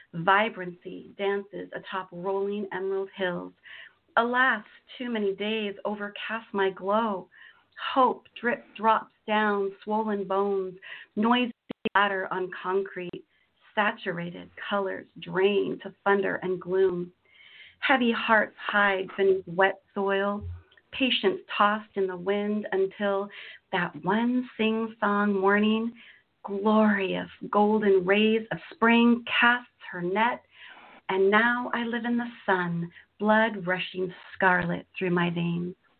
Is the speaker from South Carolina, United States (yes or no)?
no; Washington, United States; also born or lived in Florida / Azores / Texas; I've grown up in Washington State uh, for, pretty much since I was five.